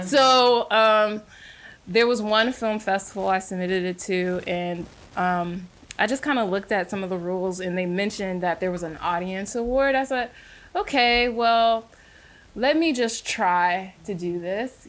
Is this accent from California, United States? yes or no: yes; San Francisco, California, United States; moved away as an adult; now in Atlanta, United States; I grew up in San Francisco